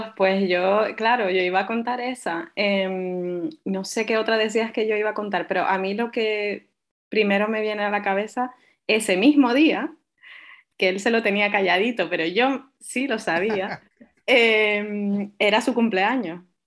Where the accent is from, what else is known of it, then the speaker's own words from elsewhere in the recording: Tenerife, Canary Islands, Spain; also born or lived in Fuerteventura; yo soy majorera, aunque no tenga acento y aunque nací en Fuerteventura, pero vivo en Tenerife desde pequeña